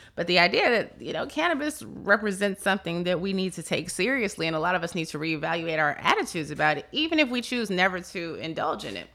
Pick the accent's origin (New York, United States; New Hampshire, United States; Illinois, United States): Illinois, United States; Chicago; moved away; I'm originally from Chicago